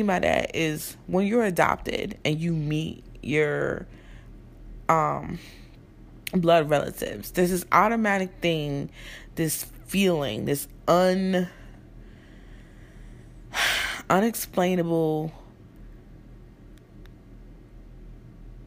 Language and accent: English; New Jersey, United States; also born or lived in Newark, New Jersey; I was born in Newark, but I was raised in South Jersey.